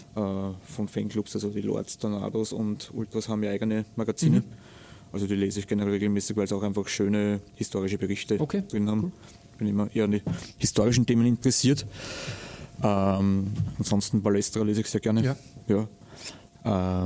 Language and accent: German; Austria; bei uns in Österreich